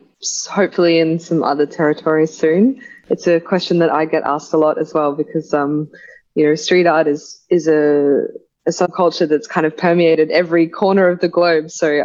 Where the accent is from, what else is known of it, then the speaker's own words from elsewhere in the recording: Sydney, New South Wales, Australia; I'm a filmmaker from Sydney, Australia